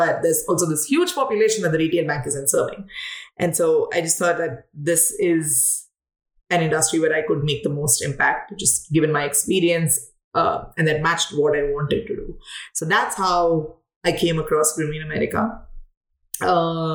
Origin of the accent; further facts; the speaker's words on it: South India, India; moved away as an adult; also born or lived in Mumbai, India / Delhi, India / Chennai, India; now in United States; I come from India. I come from the south of India. Mostly like lived in Mumbai, Delhi, and Chennai all my life